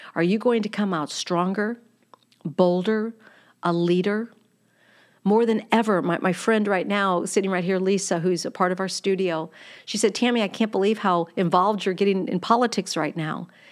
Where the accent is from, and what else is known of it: United States